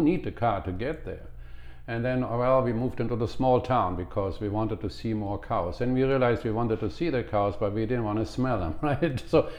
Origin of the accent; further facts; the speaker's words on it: Cologne, North Rhine-Westphalia, Germany; moved away; My hometown is Cologne